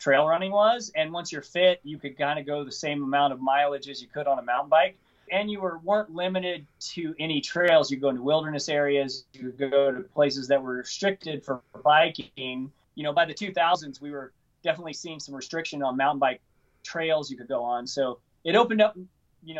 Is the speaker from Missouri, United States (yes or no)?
yes; Missouri, United States; I grew up in Missouri